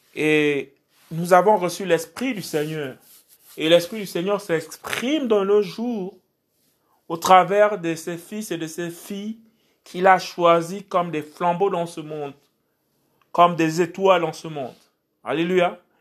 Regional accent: Port-Gentil, Ogooué-Maritime, Gabon; je suis originaire du Gabon et en particulier de Port-Gentil. Et donc, toutes ces personnes qui allaient sur euh, ma ville natale

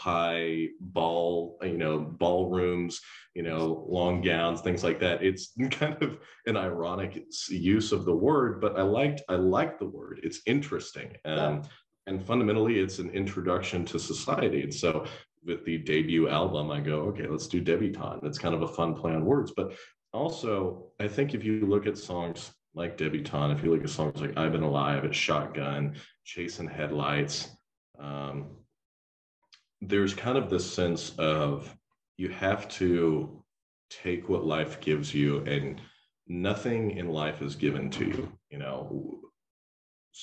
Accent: Fort Smith, Arkansas, United States; moved away as an adult; also born or lived in Dallas, Texas; now in Waco, United States; I grew up in Fort Smith, Arkansas

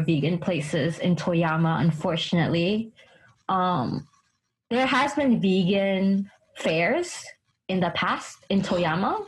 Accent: United States; also born or lived in Japan; I'm Chinese American, so I yeah. grew up with a lot of mm. Asian vegetables

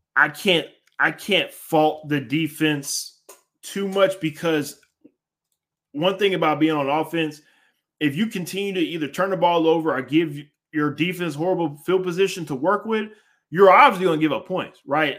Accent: Houston, Texas, United States; I'm from Houston

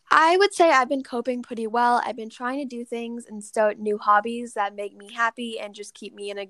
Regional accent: Oklahoma, United States; born there; also born or lived in Texas, United States / London, United Kingdom; now in Massachusetts, United States; I was born in Oklahoma, then Texas, then I moved to London, and then now I live in Massachusetts.

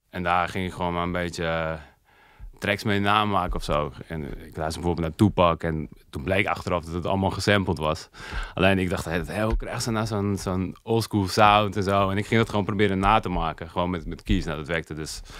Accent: Overijssel, Netherlands; Dit is een uh, eh, in de buurt van Zwolle.

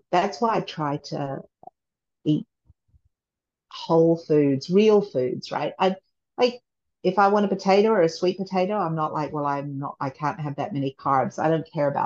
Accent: Christchurch, Canterbury, New Zealand; moved away as an adult; also born or lived in England / Japan / Seoul, Korea; now in United States; when I was raised in New Zealand

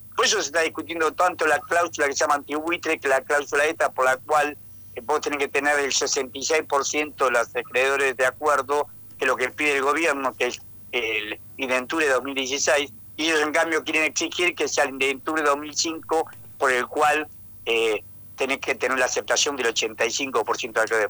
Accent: Tucumán, Argentina; moved away; also born or lived in Buenos Aires; vengo de Tucumán y somos, eh, mi familia, mis abuelos, mis tíos, mis padres, todos eran radicales.

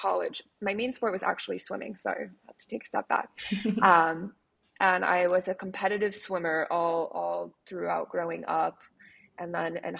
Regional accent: Connecticut, United States; now in Miami, United States; I'm from Connecticut originally, a small town in Connecticut. So I grew up with parents who are super outdoorsy

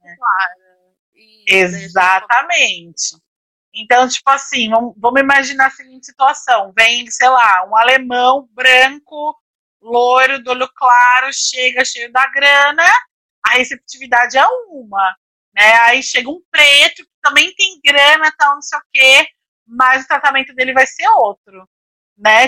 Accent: Brazil; a gente como brasileiro

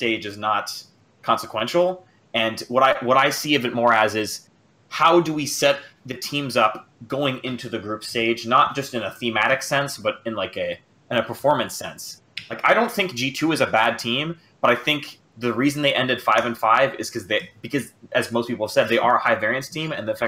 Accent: Miami, Florida, United States; now in Washington, United States; I'm calling from DC, but I'm originally from Miami.

